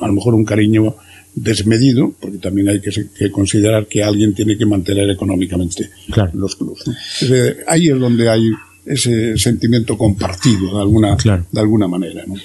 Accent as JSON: {"language": "Spanish", "town": "Corcubión", "region": "Galicia", "country": "Spain", "tie": "born or raised there", "moved": "yes", "lives_now": "A Coruña, Spain", "said": "Yo soy de Corcubión"}